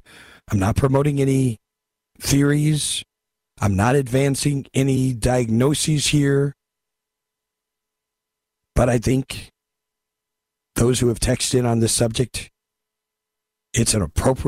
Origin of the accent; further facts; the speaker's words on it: California, United States; I'm from California.